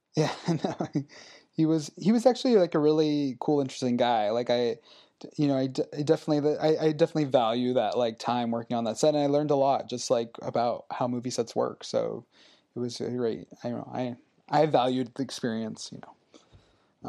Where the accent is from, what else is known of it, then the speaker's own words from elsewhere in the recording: Los Angeles, California, United States; I grew up in the Valley in Los Angeles